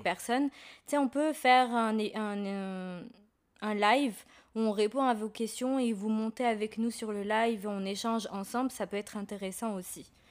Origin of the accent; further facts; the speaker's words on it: Marrakech, Marrakesh-Safi, Morocco; moved away; je suis de Marrakech